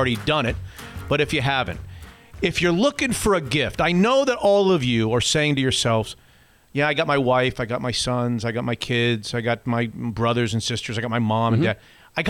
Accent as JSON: {"language": "English", "region": "Florida", "country": "United States", "moved": "yes", "lives_now": "Seattle, United States", "said": "I'm from Florida"}